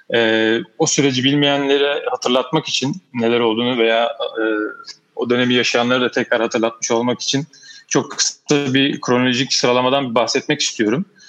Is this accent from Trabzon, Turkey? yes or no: no; Istanbul, Turkey; also born or lived in Ankara; 1973 e, İstanbul Kadıköy doğumluyum.